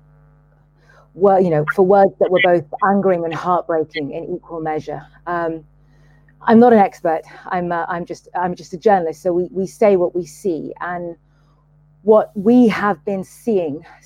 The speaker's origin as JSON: {"language": "English", "country": "Sudan", "said": "I'm from Sudan"}